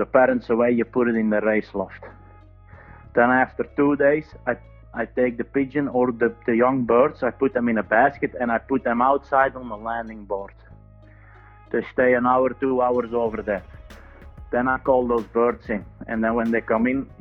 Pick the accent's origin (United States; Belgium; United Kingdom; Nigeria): Belgium; Ittigem, province of Antwerp, Flanders; I'm from Ittigem, that's in the province of Antwerp in Belgium.